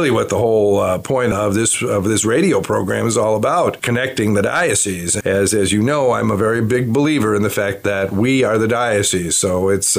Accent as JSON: {"language": "English", "town": "Chicago", "region": "Illinois", "country": "United States", "tie": "born or raised there", "moved": "yes", "lives_now": "La Crosse, United States", "said": "I was born in Chicago, June 17th, 1950, in the city of Chicago. I was born and raised in the city, so I'm not one of those suburban kids."}